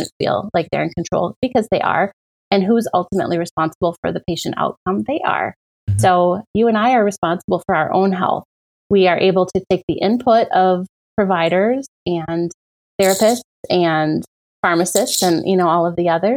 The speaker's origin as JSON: {"language": "English", "town": "Menominee", "region": "Michigan", "country": "United States", "tie": "born or raised there", "moved": "yes", "lives_now": "Appleton, United States", "said": "I grew up in Menominee"}